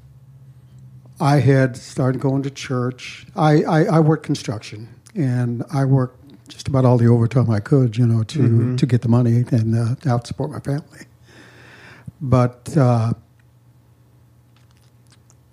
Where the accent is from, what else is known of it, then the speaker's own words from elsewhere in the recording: Fort Collins, Colorado, United States; I was born and raised in Colorado around the Loveland Fort Collins area